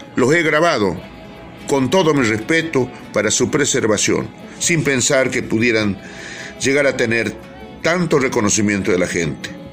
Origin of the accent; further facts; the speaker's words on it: Purmamarca, Jujuy, Argentina; nací hace 75 años en Chalala, localidad de Purmamarca, provincia de Jujuy